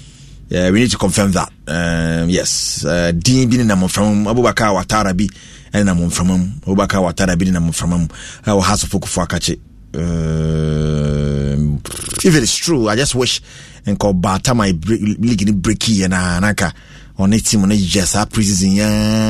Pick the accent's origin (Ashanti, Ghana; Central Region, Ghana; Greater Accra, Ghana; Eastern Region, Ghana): Greater Accra, Ghana; Nungua; I'm coming from Nungwa. I greet my Nungwa YPG members all.